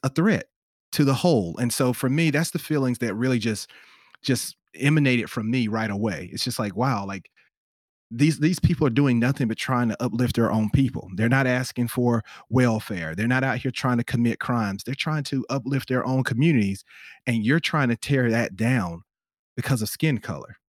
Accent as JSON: {"language": "English", "region": "South Carolina", "country": "United States", "accent": "Southern drawl", "said": "when you hear my Southern drawl, it's because I'm from the deep South. I'm from South Carolina."}